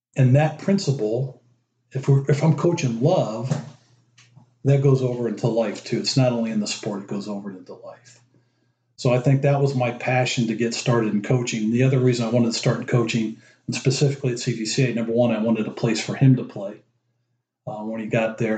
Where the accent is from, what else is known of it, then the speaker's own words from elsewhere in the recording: Dayton, Ohio, United States; also born or lived in Youngstown, Ohio / Cleveland, Ohio; we moved to Cleveland when I was three, lived there till I was ten, then moved to Dayton. So I basically grew up in Dayton, Ohio